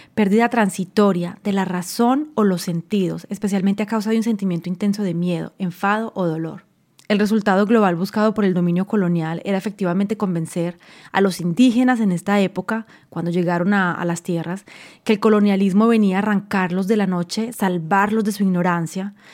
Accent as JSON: {"language": "Spanish", "country": "Colombia", "moved": "yes"}